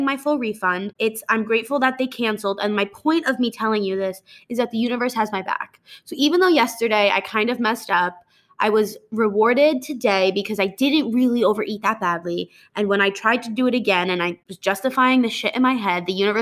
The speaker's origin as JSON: {"language": "English", "region": "New Jersey", "country": "United States", "also_born_or_lived": "Connecticut", "moved": "as an adult", "lives_now": "Texas, United States", "said": "I'm from New Jersey"}